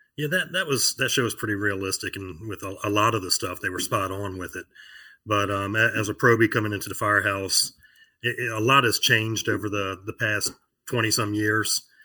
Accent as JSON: {"language": "English", "town": "Virginia Beach", "region": "Virginia", "country": "United States", "tie": "born or raised there", "said": "I live in Virginia Beach, Virginia, born and raised here"}